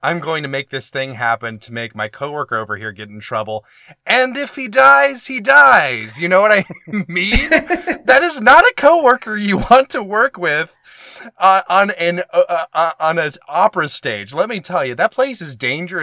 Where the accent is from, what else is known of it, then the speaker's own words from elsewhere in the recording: Alabama, United States; my home state of Alabama